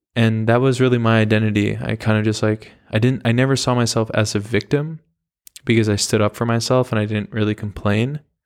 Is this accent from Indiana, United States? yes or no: no; the Hamptons, New York, United States; I grew up in the Hamptons